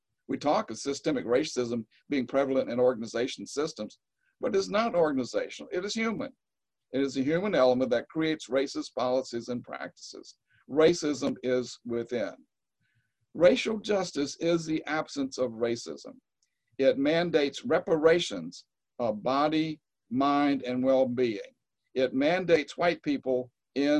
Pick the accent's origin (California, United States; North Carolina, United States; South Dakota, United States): North Carolina, United States; Eastern; I grew up in Eastern North Carolina